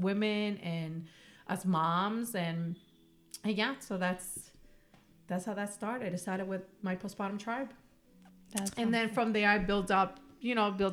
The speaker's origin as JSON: {"language": "English", "region": "New York", "country": "United States", "tie": "born or raised there", "moved": "as an adult", "lives_now": "Whittier, United States", "said": "I'm from New York, born and raised. And I moved here 6 years ago"}